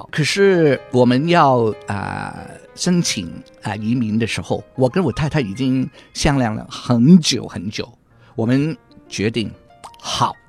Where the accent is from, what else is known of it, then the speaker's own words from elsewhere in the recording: Hong Kong; now in Australia; 啊，很香港的普通话。我从香港来的，